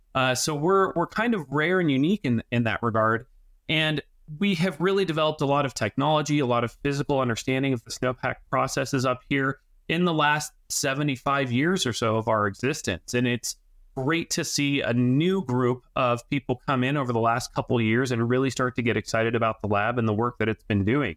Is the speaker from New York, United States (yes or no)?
no; Denver, Colorado, United States; moved away; I grew up on the Front Range of Denver, Colorado, and, and southeastern metro area